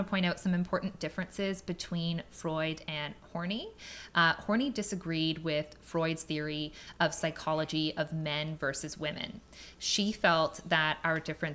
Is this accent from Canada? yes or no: yes; Canada; we're in Canada